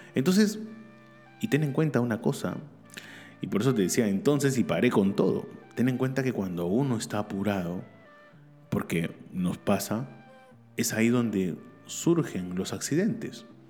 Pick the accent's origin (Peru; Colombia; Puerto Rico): Peru; also born or lived in Barcelona; acá en mi país, Perú